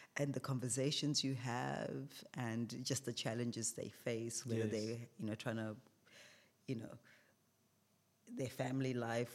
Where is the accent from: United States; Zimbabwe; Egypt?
Zimbabwe; moved away as an adult; also born or lived in Perth, Australia; now in Australia; I'm from Zimbabwe originally.